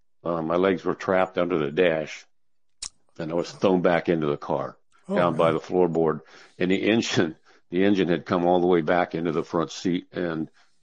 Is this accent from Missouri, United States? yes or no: yes; Missouri, United States; I grew up in Missouri, and I joined the Navy in 1968, and spent about 3 years in the Navy.